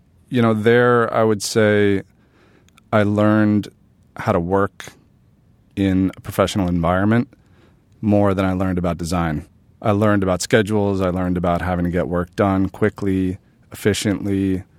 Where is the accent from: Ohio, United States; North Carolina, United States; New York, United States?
New York, United States; New York City; also born or lived in Bedford-Stuyvesant, Brooklyn; I grew up in Manhattan.